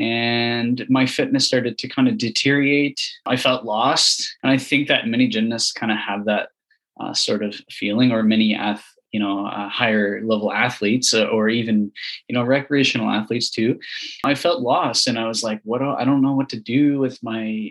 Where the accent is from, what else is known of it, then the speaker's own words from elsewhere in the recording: Prince Edward Island, Canada; now in Ottawa, Canada; I grew up in Prince Edward Island doing gymnastics since a very young age.